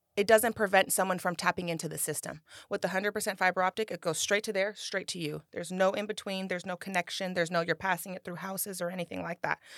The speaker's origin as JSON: {"language": "English", "town": "Rancho Cordova", "region": "California", "country": "United States", "tie": "born or raised there", "said": "born and raised in Rancho Cordova"}